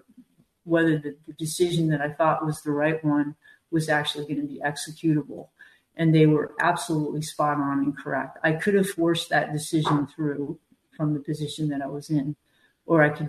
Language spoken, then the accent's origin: English; New Hampshire, United States; I grew up in New Hampshire.